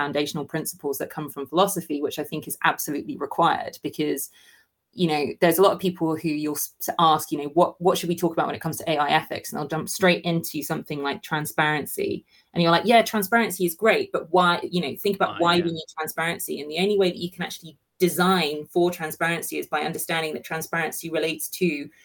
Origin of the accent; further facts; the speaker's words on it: United Kingdom; we're also British